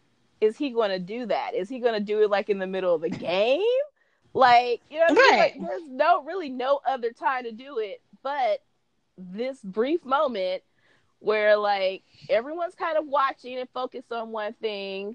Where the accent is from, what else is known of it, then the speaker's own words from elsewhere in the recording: West Coast, United States; we're from the West Coast.